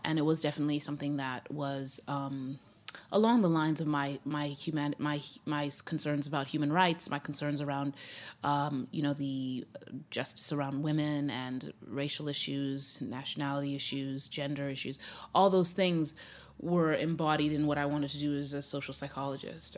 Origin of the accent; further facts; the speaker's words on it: Zimbabwe; moved away as an adult; also born or lived in Grinnell, Iowa, United States; now in United States; we moved back to Zimbabwe, and, uh, that's where I was raised from age five to age nineteen